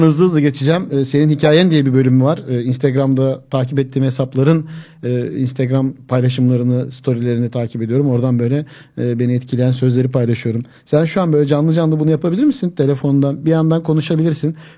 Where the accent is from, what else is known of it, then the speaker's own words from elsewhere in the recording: Zeytinliova, Akhisar, Manisa, Turkey; Ya ben dedim Zeytinli Ovalıyım.